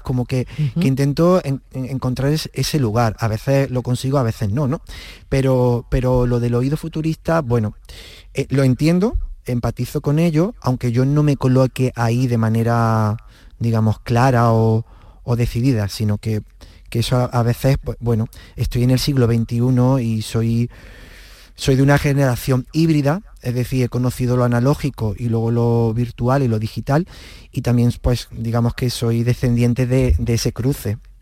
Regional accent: Villa del Río, Andalusia, Spain

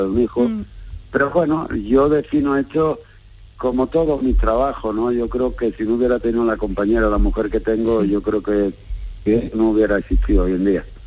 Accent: Jerez de la Frontera, Andalusia, Spain; mi pueblo, mi tierra

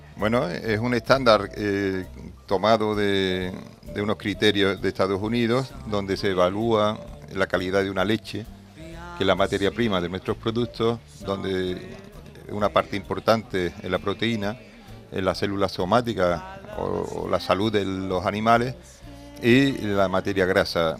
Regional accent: Andalusia, Spain; Somos andaluces

